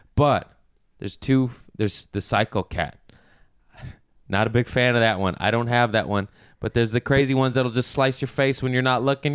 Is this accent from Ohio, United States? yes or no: no; Los Angeles, California, United States